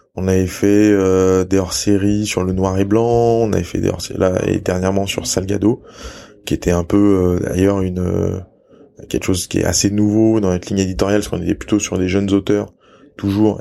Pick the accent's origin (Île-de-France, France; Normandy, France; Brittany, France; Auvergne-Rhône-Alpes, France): Auvergne-Rhône-Alpes, France; Lyon; moved away as an adult; also born or lived in Salzburg, Austria / New Zealand; je suis né et j'ai grandi à Lyon